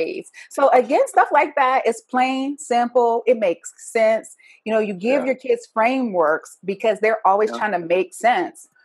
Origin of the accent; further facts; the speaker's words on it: the South, United States; me growing up in the South as an African-American